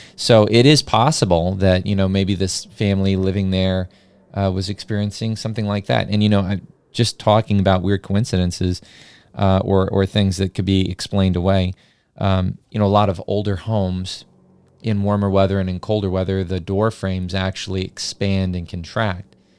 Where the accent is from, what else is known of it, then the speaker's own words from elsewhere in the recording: New Mexico, United States; as a kid growing up in New Mexico